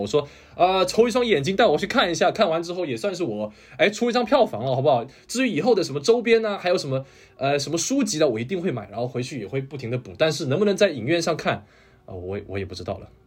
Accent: China; moved away; 我这个不是韩国人啊，我是这个中国人， 土生土长的中国人

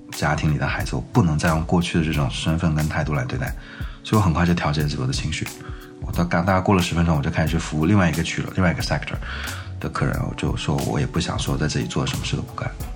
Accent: Changsha, Hunan, China; moved away; also born or lived in Shenzhen; 我是八五年，就是五月份出山寨湖南长沙，那是我的故乡

